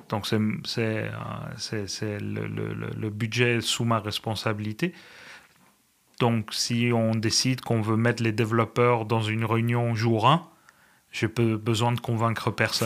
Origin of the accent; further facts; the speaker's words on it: Spain; now in Canada; Je suis espagnol